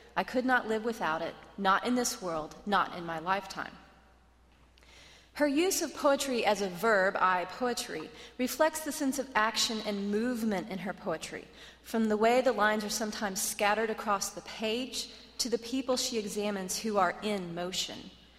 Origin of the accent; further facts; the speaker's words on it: the Ozarks, United States; I am also from the Ozarks